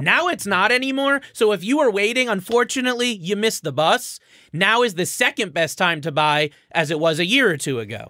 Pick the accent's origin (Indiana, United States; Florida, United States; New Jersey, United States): Florida, United States; moved away; also born or lived in Connecticut; I'm from Florida